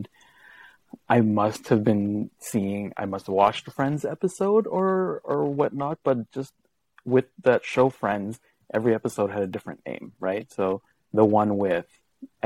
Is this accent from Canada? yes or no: yes; Brandon, Manitoba, Canada; I am from Brandon, Manitoba.